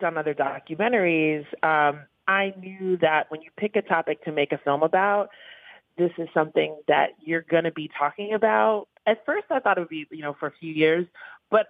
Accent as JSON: {"language": "English", "town": "New York City", "region": "New York", "country": "United States", "tie": "born or raised there", "said": "I grew up in the East Village"}